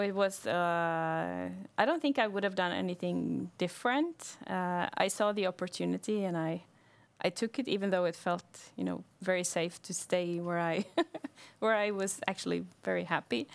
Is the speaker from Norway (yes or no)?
yes; Bergen, Vestland, Norway; I'm from Bergen